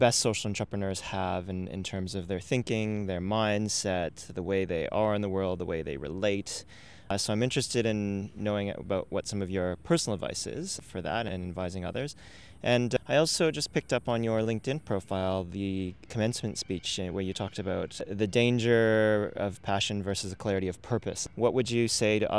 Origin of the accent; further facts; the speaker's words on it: Canada; now in Australia; I'm from Canada